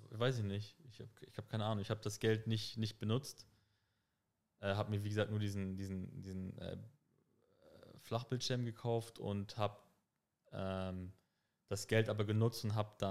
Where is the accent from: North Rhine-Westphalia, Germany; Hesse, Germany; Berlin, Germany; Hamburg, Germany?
Hamburg, Germany; ich bin in Harburg aufgewachsen, auch im, im Phoenixviertel